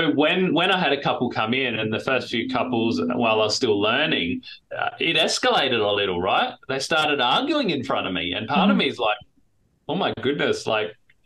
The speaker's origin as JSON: {"language": "English", "town": "Adelaide", "region": "South Australia", "country": "Australia", "tie": "born or raised there", "moved": "as an adult", "lives_now": "Minnesota, United States", "said": "we moved here from Adelaide, South Australia, which is where I'm from, which is where I was born and spent my whole life"}